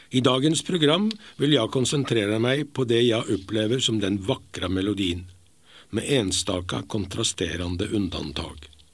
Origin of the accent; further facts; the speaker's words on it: Norway; moved away; er jeg nordmann.